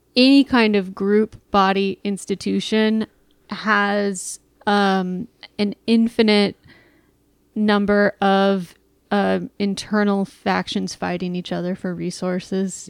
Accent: Austin, Texas, United States; I grew up in Austin

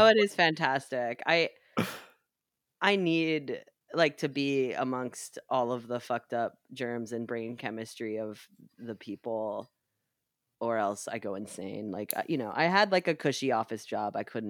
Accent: New York, United States; So, as a New Yorker, I can't do it.

